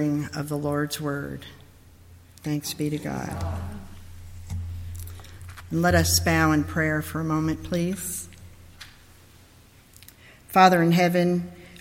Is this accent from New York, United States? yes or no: yes; New York, United States; I'm originally from New York, but I was born in a different place because I'm really a country girl at heart